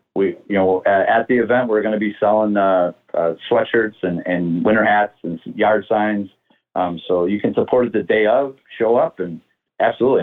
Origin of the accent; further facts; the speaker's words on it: Chicago, Illinois, United States; growing up on the South Side and, and being a South Sider, living in the uh, the Beverly community